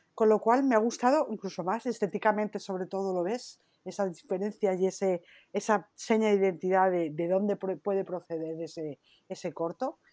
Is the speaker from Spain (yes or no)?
yes; Spain; como buena española que soy